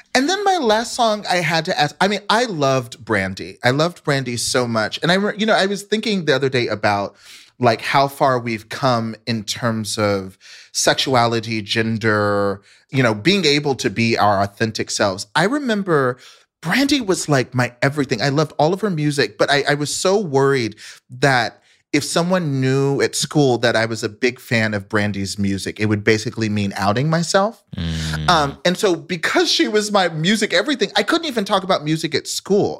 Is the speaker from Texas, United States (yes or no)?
yes; Dallas, Texas, United States; I grew up in Dallas, Texas